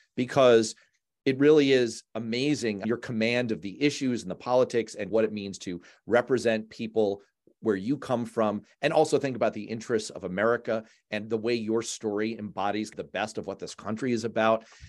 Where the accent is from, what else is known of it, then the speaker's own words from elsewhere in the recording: New York, United States; now in Massachusetts, United States; I was born in New York